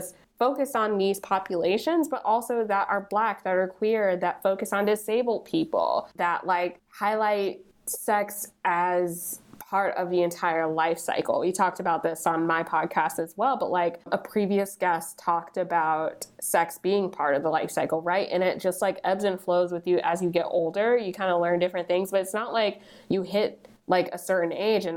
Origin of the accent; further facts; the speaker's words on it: New Jersey, United States; I grew up in New Jersey